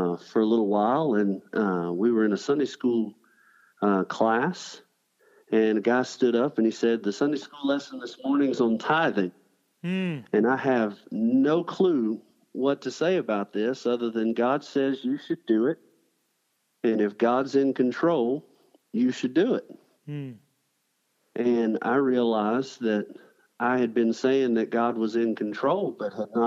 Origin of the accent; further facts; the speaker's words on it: Columbus, Georgia, United States; now in Selma, United States; I was born and raised in Columbus, Georgia